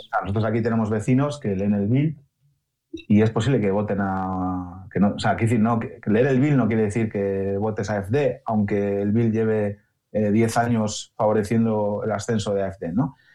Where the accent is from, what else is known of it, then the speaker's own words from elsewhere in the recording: Spain; now in Germany; para mí como español y por el sistema de medios que tenemos en, en España